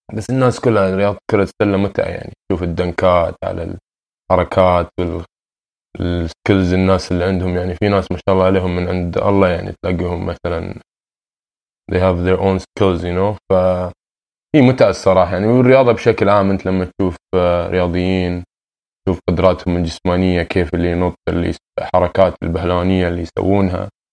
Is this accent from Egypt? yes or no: no; Doha, Qatar; moved away as an adult; also born or lived in Sudan (ancestry); now in Toronto, Canada; سوداني الاصل من مواليد آه، نعم. مدينة الدوحة